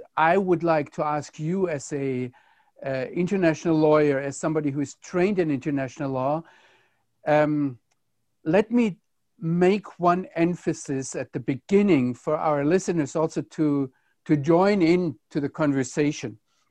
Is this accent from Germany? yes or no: yes; Germany; now in Israel; why I as a German can live here in Israel